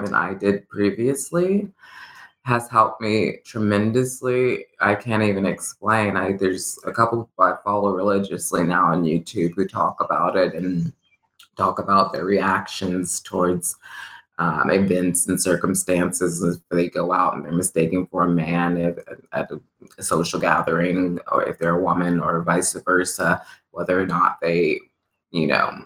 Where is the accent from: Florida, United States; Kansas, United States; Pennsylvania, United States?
Kansas, United States; Lawrence; also born or lived in New York / Los Angeles; I was born and raised here in Lawrence